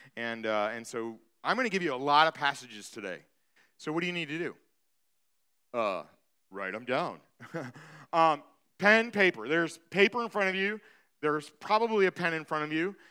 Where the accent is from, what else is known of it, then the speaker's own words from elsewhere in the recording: Michigan, United States; moved away; I'm from Michigan.